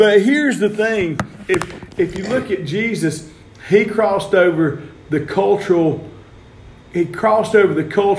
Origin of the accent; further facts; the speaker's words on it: the South, United States; we're from the South